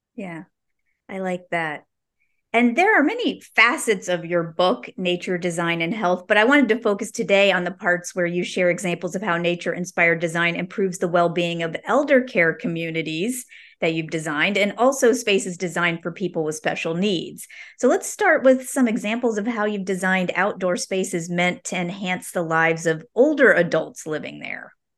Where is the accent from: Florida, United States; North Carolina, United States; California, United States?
Florida, United States; West Palm Beach; I grew up in West Palm Beach